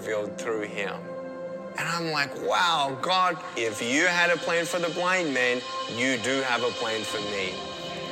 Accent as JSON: {"language": "English", "town": "Melbourne", "region": "Victoria", "country": "Australia", "tie": "born or raised there", "said": "I was born in Melbourne, Australia, 1982"}